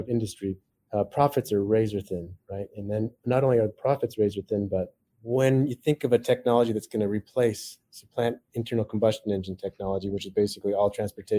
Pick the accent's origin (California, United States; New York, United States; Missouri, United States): California, United States; Silicon Valley; I grew up in Silicon Valley